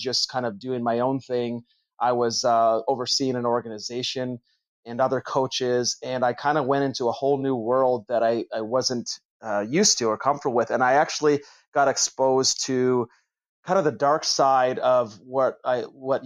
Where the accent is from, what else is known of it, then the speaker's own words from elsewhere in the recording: Toronto, Ontario, Canada; moved away as an adult; now in California, United States; I'm originally from Toronto, from Canada.